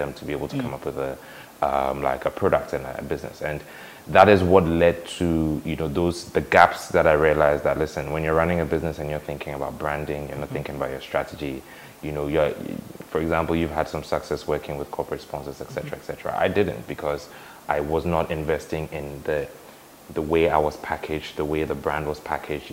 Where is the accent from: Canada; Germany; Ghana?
Ghana; Haatso, Greater Accra; I'm a Ghanaian guy, grew up in Hacho.